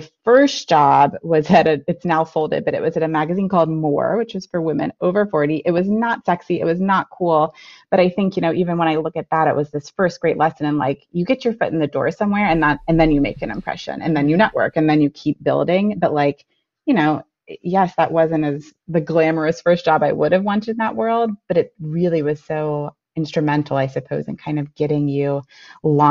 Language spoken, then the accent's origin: English; Florida, United States; now in Yardley, United States; I grew up in Florida, though, so I am not from this part of the country